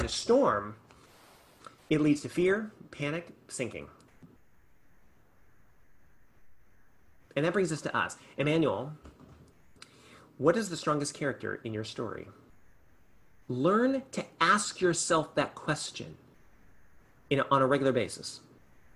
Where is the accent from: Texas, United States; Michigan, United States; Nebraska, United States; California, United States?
California, United States; I grew up in California